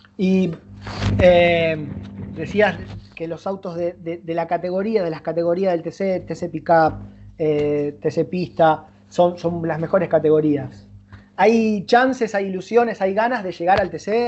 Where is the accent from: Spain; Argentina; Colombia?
Argentina; Rosario, Santa Fe; estamos en Rosario, somos de Rosario